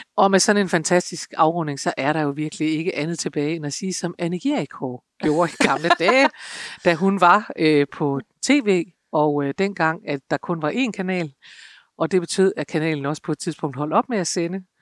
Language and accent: Danish; North Jutland, North Denmark Region, Denmark; accent: North Jutlandic; jeg taler nordjysk